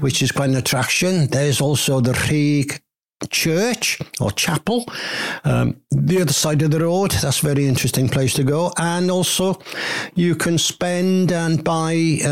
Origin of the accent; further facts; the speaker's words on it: Llansannan, Wales, United Kingdom; moved away as an adult; also born or lived in England; I was born in Llansannan, and I lived here until I was 21, moved away, and I moved back when I was 55.